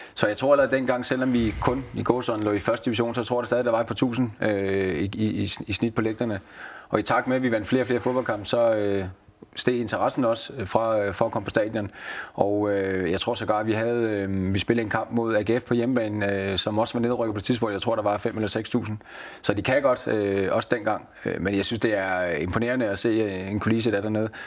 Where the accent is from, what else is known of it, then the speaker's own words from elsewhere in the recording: Næstved, Zealand, Denmark; moved away as an adult; also born or lived in Haderslev; jamen jeg er jo fra Næstved, men jeg er jo københavner i, i de jyske øjne